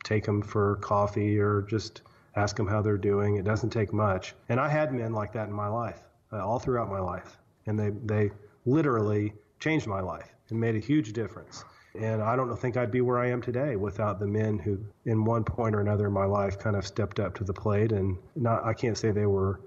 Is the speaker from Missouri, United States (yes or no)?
yes; Southwest Missouri, United States; I grew up in Southwest Missouri